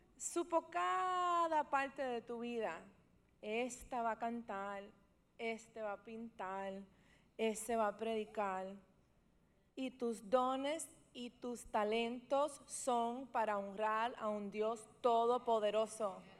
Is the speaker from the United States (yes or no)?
yes; New York, United States; Yo nací en Beth Israel, que es un hospital bien, bien famoso en Nueva York